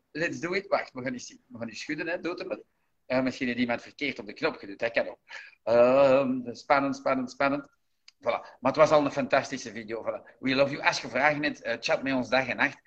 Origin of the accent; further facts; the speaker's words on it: Antwerp, Flanders, Belgium; Daar kunnen wij wat van leren als Antwerpenaar